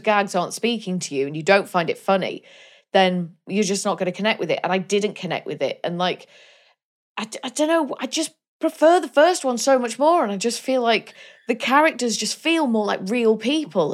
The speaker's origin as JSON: {"language": "English", "region": "Wales", "country": "United Kingdom", "said": "I'm Welsh."}